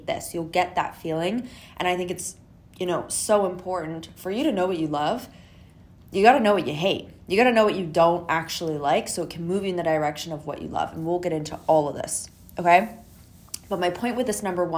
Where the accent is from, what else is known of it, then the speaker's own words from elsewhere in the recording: Canada; I'm from Canada